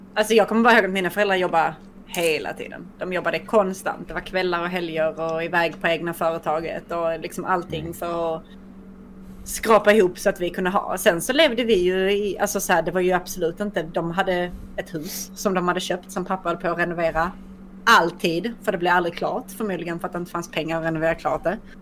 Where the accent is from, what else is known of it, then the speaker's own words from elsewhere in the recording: Skåne, Sweden; jag är ändå resident skåning.